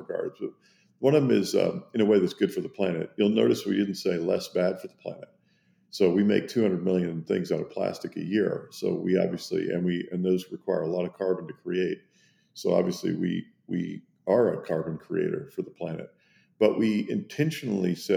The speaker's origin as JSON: {"language": "English", "region": "Kentucky", "country": "United States", "tie": "born or raised there", "also_born_or_lived": "Germany / Switzerland / Italy", "moved": "as an adult", "said": "I grew up in Kentucky in the United States"}